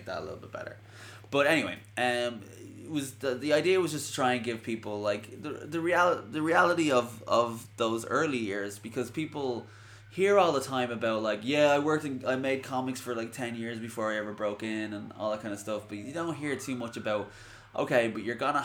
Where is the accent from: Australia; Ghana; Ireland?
Ireland; I'm Irish